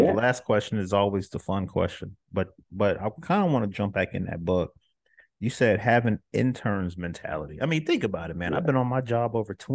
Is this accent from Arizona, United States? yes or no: no; Orlando, Florida, United States; now in Apopka, United States; I'm more so west side, like Hiawassee West over there, you know, Pine Hills area